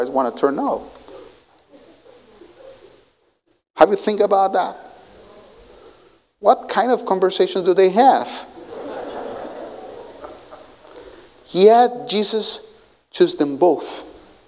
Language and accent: English; Colombia; English is a second language; moved away; I come from Colombia, so we know what a guerrilla fighter is